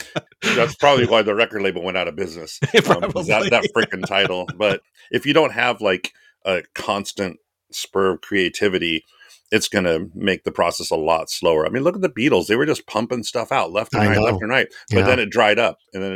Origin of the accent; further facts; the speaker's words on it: Antioch, California, United States; It's that whole growing up in Antioch thing.